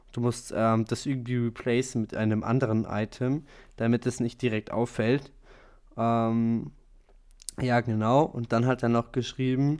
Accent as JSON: {"language": "German", "country": "Germany", "said": "wir als Deutsche"}